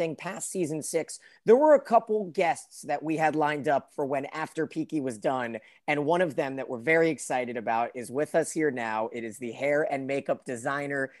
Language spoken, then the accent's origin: English; United States; we're from the United States